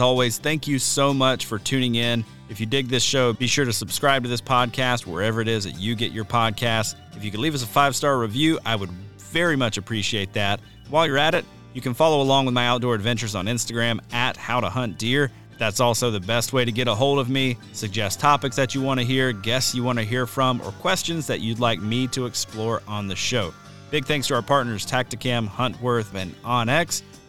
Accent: the South, United States; Growing up in the South, we always noticed something a little bit different.

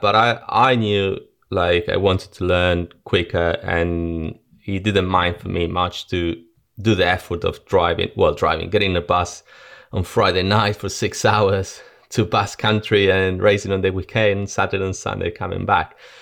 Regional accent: Argentina; moved away; also born or lived in Spain; I was born in Argentina and, um, my dad died in a car crash when I was three, four years old

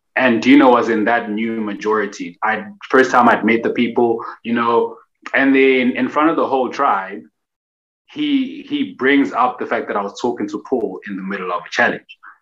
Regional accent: Durban, KwaZulu-Natal, South Africa; I'm originally from Durban

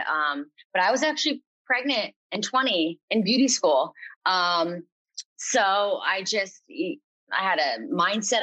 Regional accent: Lehigh Valley, Pennsylvania, United States; moved away as an adult; now in Stroudsburg, United States; I'm from the Lehigh Valley area, Pennsylvania.

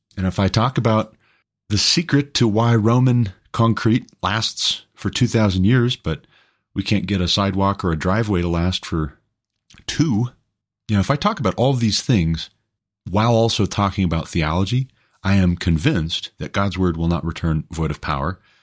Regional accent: United States; I'm an American

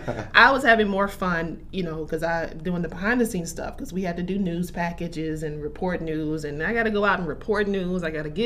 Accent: New Madrid, Missouri, United States; moved away as an adult; New Madrid is, you know, my hometown is about 3,300 people. We're about 2 hours north of Memphis, about two and a half south of St. Louis. So we are at called the Boot Hill. It's the bottom, you know, southeast Missouri.

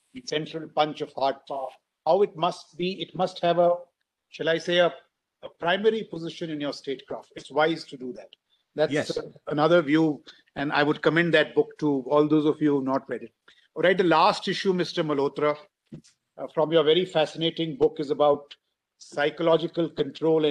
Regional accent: India; it was the 70s really is when I grew up in India

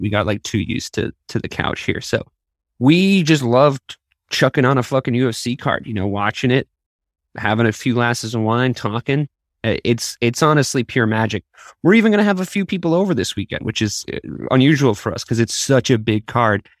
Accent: Dublin, Leinster, Ireland; I was born in Dublin. Same place as Conor

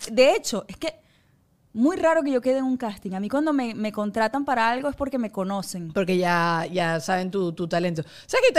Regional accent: Puerto La Cruz, Anzoátegui, Venezuela; born there; also born or lived in Caracas; Y yo recuerdo que yo llegué de Puerto La Cruz a Caracas

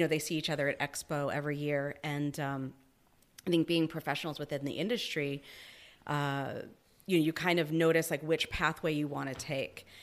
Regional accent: Massachusetts, United States; now in Manlius, United States; I grew up in Massachusetts

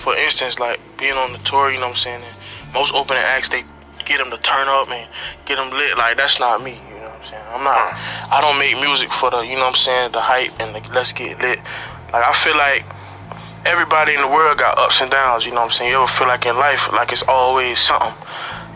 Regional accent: St. Petersburg, Florida, United States; I'm from St. Peter, so a small place

